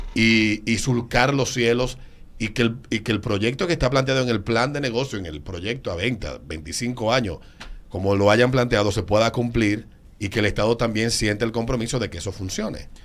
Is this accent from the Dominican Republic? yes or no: yes; Dominican Republic; ¿por qué no tenemos en el país una línea aérea que uno pueda decir, me fui en el avión de República Dominicana?